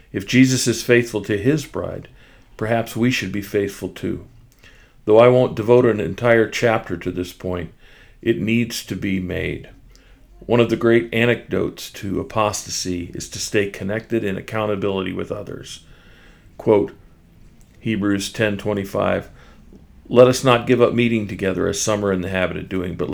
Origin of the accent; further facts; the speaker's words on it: Kansas City, Missouri, United States; in the International House of Prayer in my hometown of Kansas City.